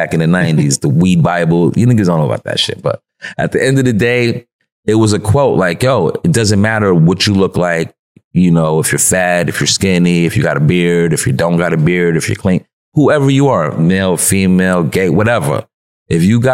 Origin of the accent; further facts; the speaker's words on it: New York City, New York, United States; I'm from Broadway where a lot of drugs were sold, a lot of drugs was bought. You know what I'm saying? And it really is a nice place though. You know what I'm saying? It's a nice place, but it, you know, we had a lot of fun there. Like we had a lot of fun growing up uptown.